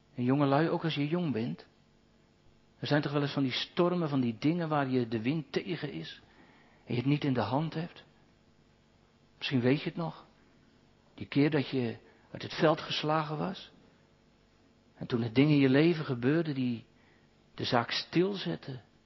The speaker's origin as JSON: {"language": "Dutch", "town": "Katwijk", "region": "South Holland", "country": "Netherlands", "tie": "born or raised there", "moved": "yes", "said": "Iemand uit mijn geboorteplaats, de ouderling daar"}